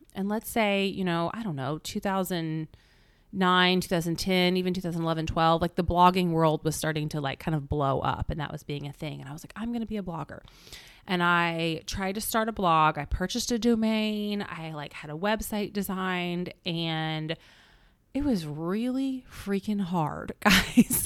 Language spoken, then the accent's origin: English; Indianapolis, Indiana, United States; moved away; Indianapolis, which is my hometown